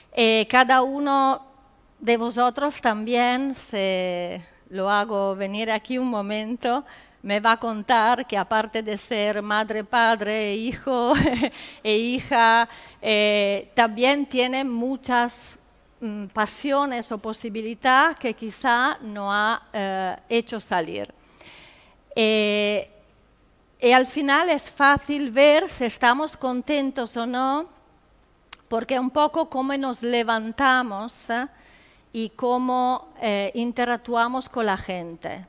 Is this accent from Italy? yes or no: yes; Italy; Spanish is a second language; moved away; En Italia decimos